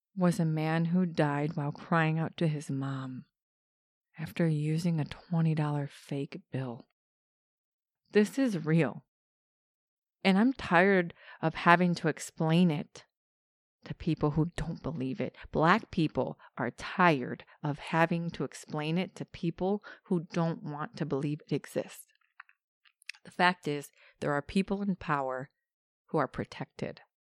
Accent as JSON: {"language": "English", "country": "United States", "tie": "born or raised there", "said": "I'm Mexican. I'm American Mexican, so I'm born here. My parents were born here"}